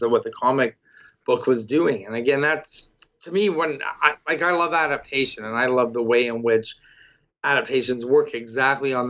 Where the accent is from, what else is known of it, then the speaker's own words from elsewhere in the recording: Toronto, Ontario, Canada; I'm from Toronto